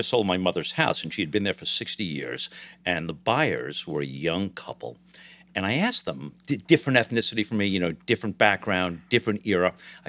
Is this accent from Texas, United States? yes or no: no; Long Island, New York, United States; Well, I was born in New York City, but I grew up on Long Island, just over the city line. And that doesn't count as a city kid.